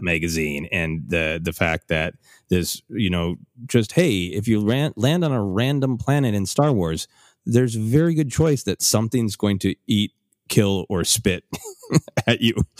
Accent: Minnesota, United States; growing up in Minnesota

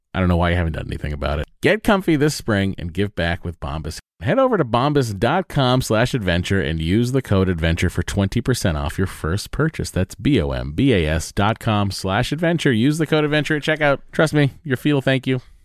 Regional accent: New England, United States; I'm from New England

